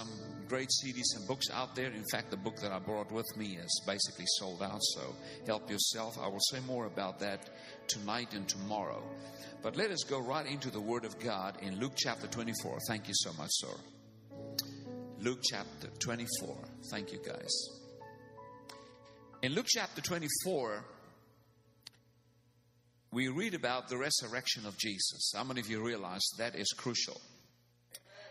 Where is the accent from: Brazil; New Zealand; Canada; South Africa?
South Africa; first language Afrikaans; English is a second language; I am from South Africa